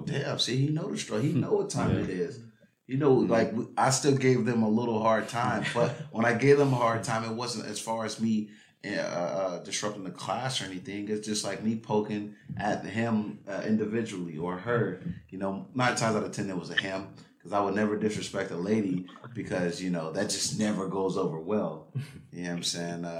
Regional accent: Los Angeles, California, United States; born or raised there

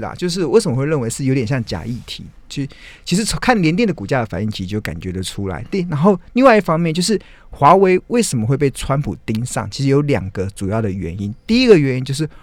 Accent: Taiwan; 身为台湾人真的还蛮兴奋的

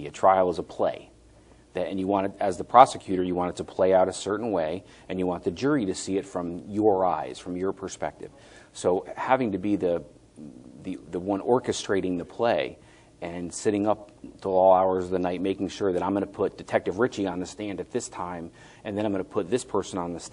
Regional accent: Connecticut, United States; moved away; also born or lived in Boston; I'm from Connecticut where, Connecticut's like a rectangle with a tail

